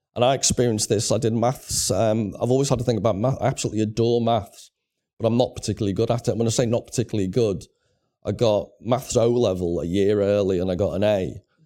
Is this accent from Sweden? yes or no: no; Liverpool, North West England, United Kingdom; born and bred in Liverpool.